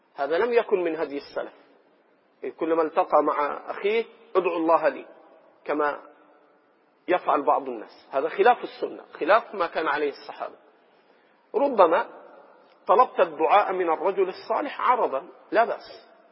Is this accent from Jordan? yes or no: no; Egypt; إخواننا المصريين وأنا منهم